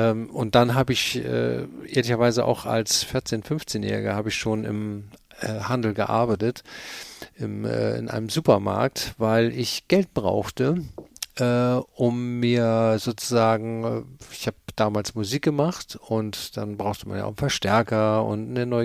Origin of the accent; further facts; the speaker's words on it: Cologne, North Rhine-Westphalia, Germany; also born or lived in Hamburg; äh, äh haben wir die nächsten 15, äh, 16 Jahre habe ich dann in Köln gewohnt, da bin ich auch groß geworden